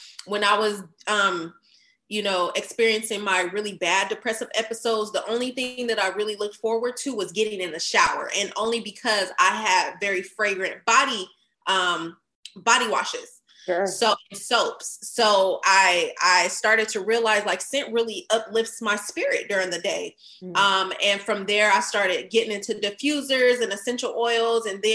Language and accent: English; Fresno, California, United States; moved away as an adult; now in Dallas, United States; at the time I was living in my hometown, Fresno